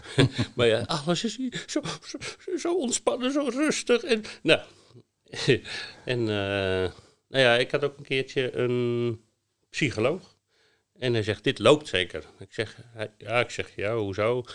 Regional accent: Netherlands; moved away; wij als Hollanders

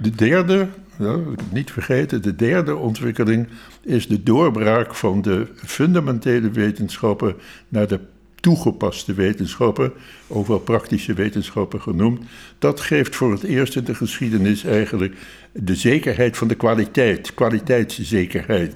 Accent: Rotterdam, South Holland, Netherlands; ik ben een Rotterdammer van geboorte

